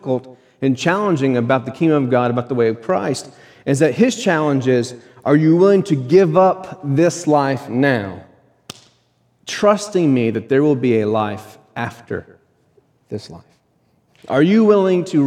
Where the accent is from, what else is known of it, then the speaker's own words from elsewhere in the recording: United States; We are American